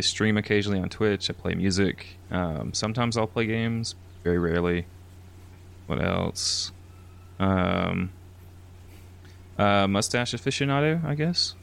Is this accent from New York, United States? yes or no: no; Alabama, United States; moved away as an adult; also born or lived in San Antonio area, Texas; now in San Antonio, United States; I'm from, like, literal bumfuck Alabama, like, no post offices.